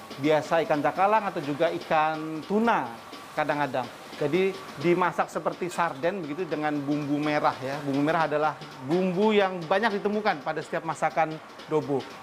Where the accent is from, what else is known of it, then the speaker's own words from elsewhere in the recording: Java, Indonesia; sebagai orang Jawa, saya